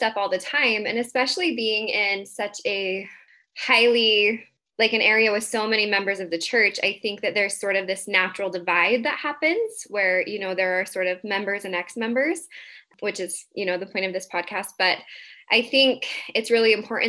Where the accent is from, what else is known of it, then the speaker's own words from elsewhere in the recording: Lehi, Utah, United States; I come from Lehi, Utah